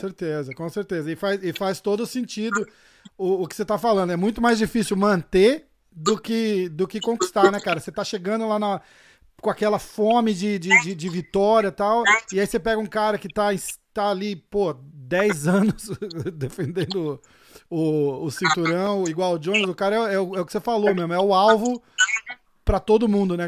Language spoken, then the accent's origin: Portuguese; Brazil; sou brasileiro